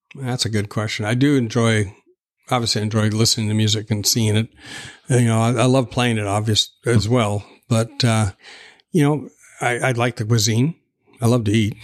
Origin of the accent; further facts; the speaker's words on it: Tacoma, Washington, United States; I was born in Tacoma, and Tacoma General Hospital